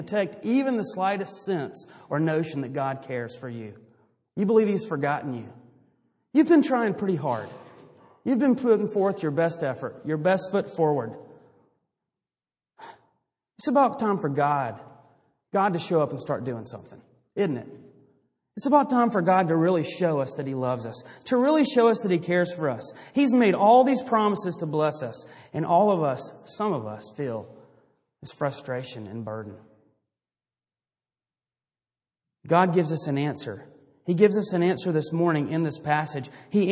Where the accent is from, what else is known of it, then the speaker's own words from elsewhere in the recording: Greenville, South Carolina, United States; I grew up in Greenville, South Carolina